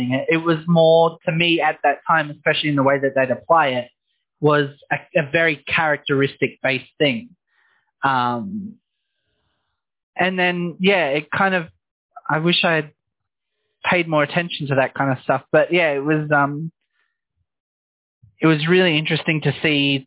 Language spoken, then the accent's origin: English; Noongar country, Western Australia, Australia; I grew up on Noongar country